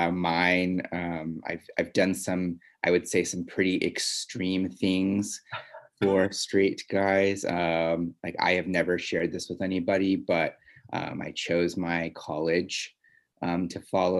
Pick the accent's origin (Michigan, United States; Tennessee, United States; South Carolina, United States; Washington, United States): Washington, United States; Seattle; also born or lived in Southern California; now in Los Angeles, United States; I'm originally from Seattle, but I've been living in Southern California for 15 years now. And I live right now in LA.